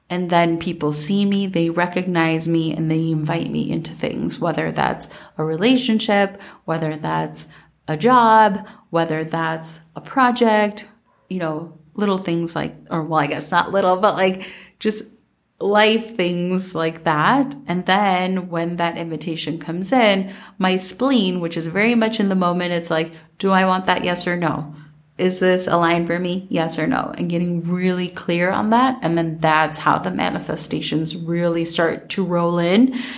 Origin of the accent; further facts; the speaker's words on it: Minnesota, United States; growing up in Minnesota